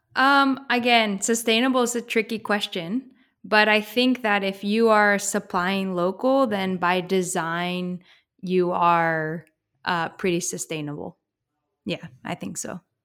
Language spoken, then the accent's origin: English; Pacific Northwest, United States; also born or lived in Eugene, Oregon; I'm from the Pacific Northwest